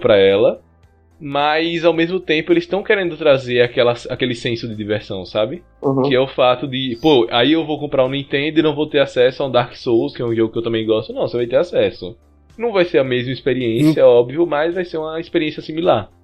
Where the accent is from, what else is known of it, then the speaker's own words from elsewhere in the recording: Brazil; a gente é brasileiro